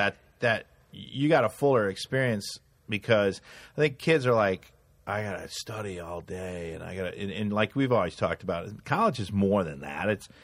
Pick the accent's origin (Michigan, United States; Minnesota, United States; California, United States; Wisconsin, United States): Wisconsin, United States; Madison; I was from Madison